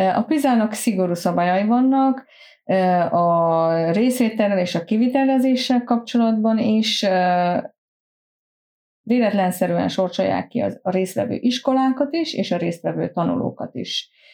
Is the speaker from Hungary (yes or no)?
no; Transylvania, Romania; moved away as an adult; now in Sweden; én otthon Erdélyben volt egy úgynevezett tanítóképző középiskola. Én azt végeztem, ö, kilencediktől tizenharmadikig